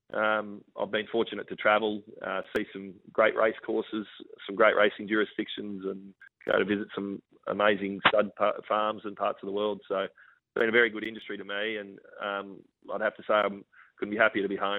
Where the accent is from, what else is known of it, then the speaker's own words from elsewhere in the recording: Queensland, Australia; I grew up in Queensland